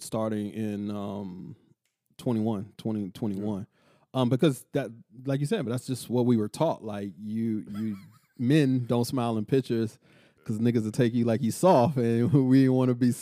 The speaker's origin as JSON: {"language": "English", "town": "Killeen", "region": "Texas", "country": "United States", "also_born_or_lived": "Oakland, California", "said": "both my parents from Oakland, California as well. So, but being from Texas, that's a subculture. And then being from Killeen on top"}